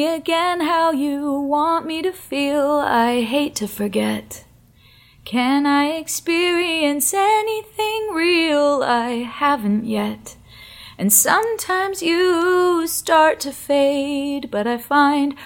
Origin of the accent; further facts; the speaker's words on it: Malibu, California, United States; I grew up north of the city in Los Angeles. I grew up in the Malibu area